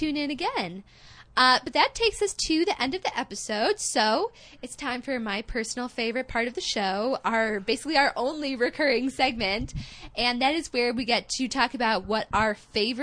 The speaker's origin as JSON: {"language": "English", "country": "United States", "said": "I'm an American"}